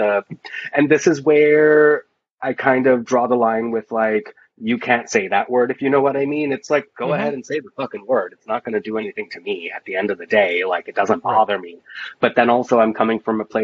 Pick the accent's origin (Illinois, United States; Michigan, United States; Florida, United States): Florida, United States; accent: Jersey; I grew up in Florida